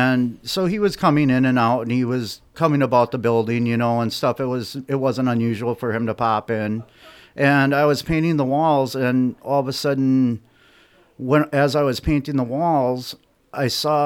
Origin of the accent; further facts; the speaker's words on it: Sheboygan, Wisconsin, United States; also born or lived in Elmira, Wisconsin; I'm from Sheboygan, Wisconsin originally, but for about 15 years, I lived in the town of Lamira, Wisconsin